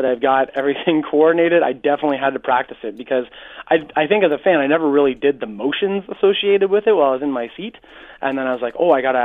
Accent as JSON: {"language": "English", "town": "Hamilton", "region": "Ontario", "country": "Canada", "said": "Yeah, I'm from Hamilton."}